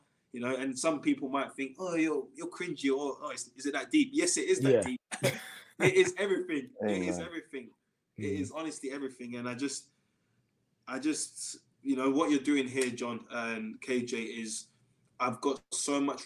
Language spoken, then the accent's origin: English; England, United Kingdom; being an English boy and always playing in England